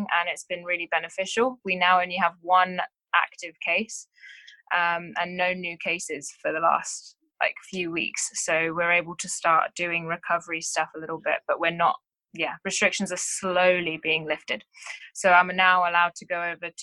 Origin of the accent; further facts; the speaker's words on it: England, United Kingdom; moved away as an adult; now in Townsville, Australia; I am from England.